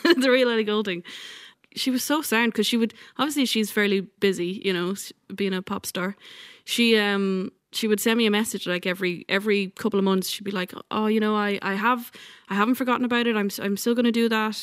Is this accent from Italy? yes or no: no; Ireland; also born or lived in New York / Dublin; now in West Kerry, Ireland; when I moved home from New York, I think the thing that kept me in Ireland